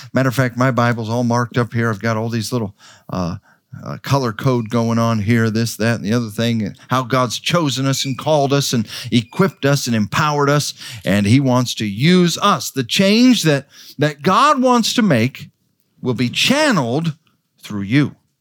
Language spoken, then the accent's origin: English; Idaho, United States; moved away; also born or lived in New Guinea; I was raised in Idaho on a, on a little farm, just a twenty acre farm.